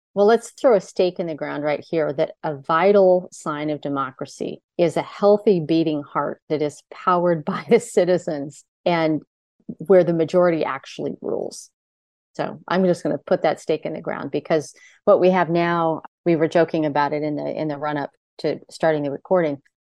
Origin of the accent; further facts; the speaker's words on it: United States; growing up in America